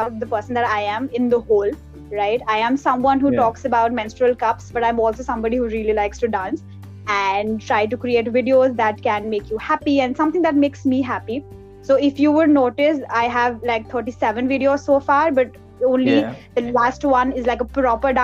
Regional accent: Pangu, Uttarakhand, India; moved away; my hometown, and that is Pangu, that's in Uttarakhand

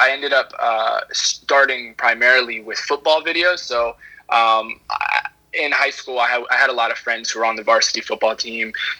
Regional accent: Charlottesville, Virginia, United States; moved away as an adult; now in Savannah, United States; Charlottesville, Virginia. I'm born and raised there, so I've been in Virginia pretty much my whole life.

